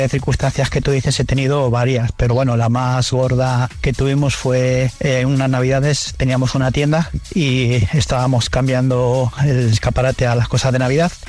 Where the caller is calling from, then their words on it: Madrid, Community of Madrid, Spain; Buenas tardes … de Madrid.